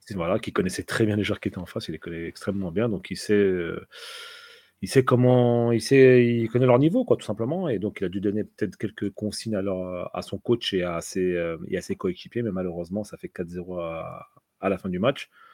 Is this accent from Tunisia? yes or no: yes; Tunisia; je suis tunisien